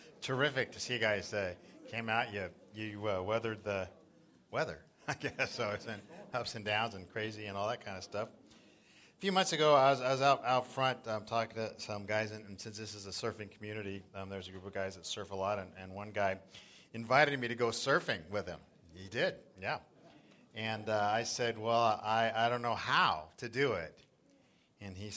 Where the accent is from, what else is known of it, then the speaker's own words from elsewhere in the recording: Southern California, United States; moved away as an adult; also born or lived in South Florida; now in Northern California coastside, United States; I grew up in Southern California, and we used to body surf Laguna and Newport